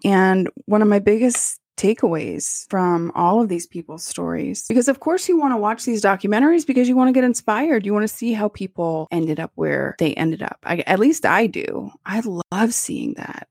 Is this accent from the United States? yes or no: yes; United States; I love being American.